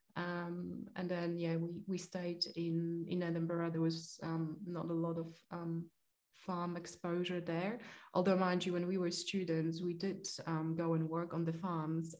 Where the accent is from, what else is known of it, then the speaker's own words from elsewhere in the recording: Poland; moved away; I am Polish. I was born in Poland and raised in Poland